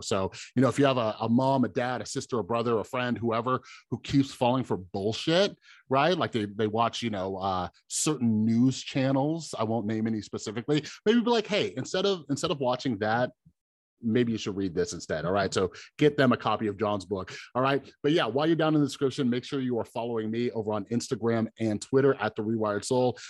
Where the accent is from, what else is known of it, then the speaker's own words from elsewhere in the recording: Las Vegas, Nevada, United States; I'm from Vegas